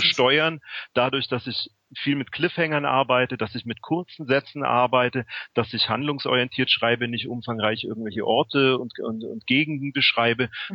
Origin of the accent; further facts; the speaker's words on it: Memmingen, Bavaria, Germany; moved away; also born or lived in Berlin; ich bin jetzt ähm, vor zwei Monaten von Berlin nach Memmingen zurückgezogen in meine alte Heimat